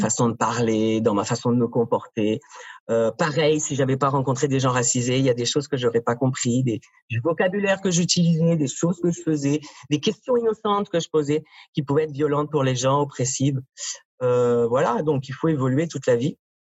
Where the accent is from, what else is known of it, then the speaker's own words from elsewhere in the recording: France; accent: French (France); moved away as an adult; now in Montreal, Canada; Je suis né en France, ça s'entend dans mon accent